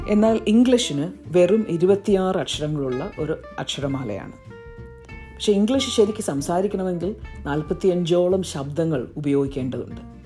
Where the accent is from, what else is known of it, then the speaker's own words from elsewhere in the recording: Ernakulam district, Kerala, India; first language Malayalam; moved away as an adult; also born or lived in Durham, England; now in London, United Kingdom; ഞാൻ കേരളത്തിൽ എറണാകുളം ജില്ലയിൽ ജനിച്ചു വളർന്നു